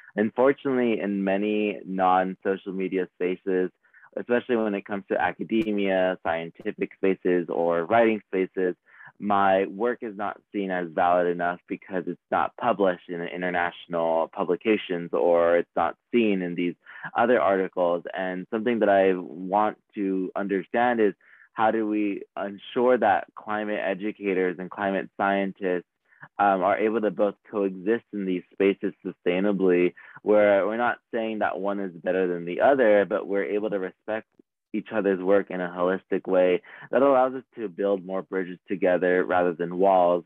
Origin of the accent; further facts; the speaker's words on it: Los Angeles, California, United States; I was born in California, Los Angeles, where I faced environmental injustices